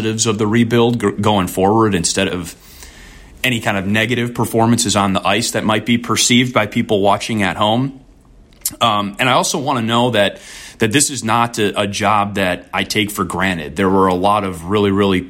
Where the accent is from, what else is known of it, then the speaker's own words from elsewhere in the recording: Wisconsin, United States; moved away as an adult; now in Chicago, United States; I grew up in Wisconsin